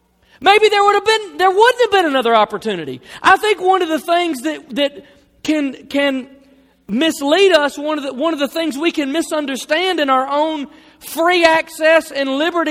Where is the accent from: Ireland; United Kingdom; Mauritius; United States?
United States; the South; I mean, look, I grew up in the South. I'm a Christian.